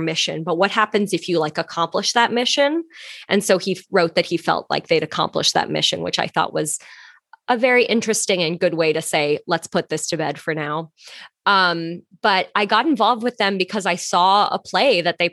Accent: Canada; moved away as an adult; also born or lived in Toronto; now in New York, United States; I'm Canadian.

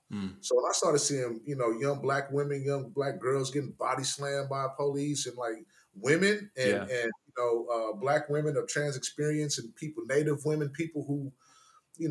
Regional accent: Oakland, California, United States; moved away; I'm from Oakland

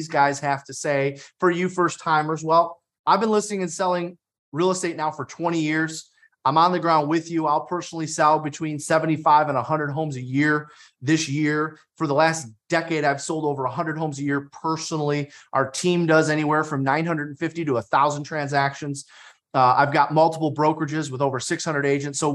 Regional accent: Detroit, Michigan, United States; I'm from Detroit. We get picked on for everything

